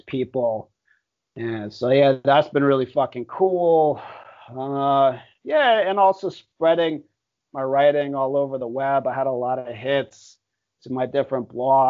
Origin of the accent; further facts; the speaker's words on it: Miami, Florida, United States; moved away as an adult; now in Thailand; I lived in South Beach and I love Miami. I love my hometown